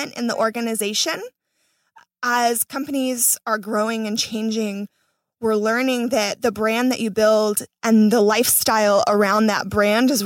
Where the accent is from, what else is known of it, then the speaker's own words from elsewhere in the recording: Florida, United States; moved away as an adult; now in Los Angeles, United States; I'm not from LA. I'm from Florida